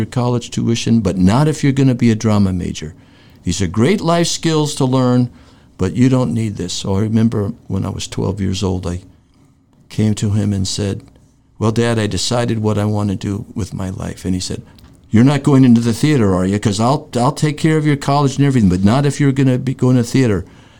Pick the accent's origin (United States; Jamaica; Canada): United States; New York; I grew up in New York, in Greenwich Village, and I was a theater kid